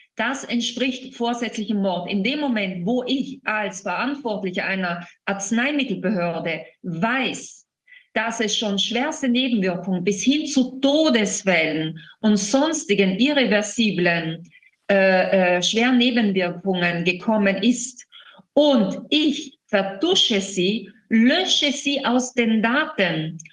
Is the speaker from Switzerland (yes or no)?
no; Italy; bei uns in Italien